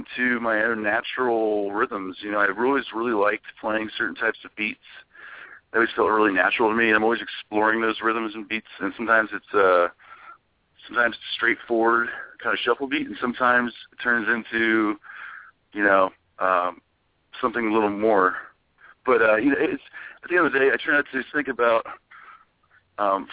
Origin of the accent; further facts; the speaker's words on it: Ohio, United States; moved away; it's my home state, and I have a lot of support there.